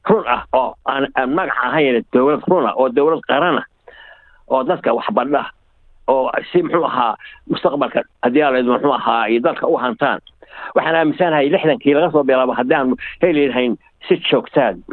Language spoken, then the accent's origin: Somali; Somalia; moved away; waxaan yidhi waxaan ahay etoobiyaan baan ah anoo ka xishooday inaan idhaa soomaali baan